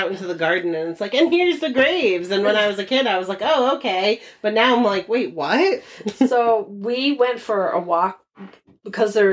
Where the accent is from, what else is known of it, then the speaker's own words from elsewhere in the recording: Netherlands; because I grew up in Holland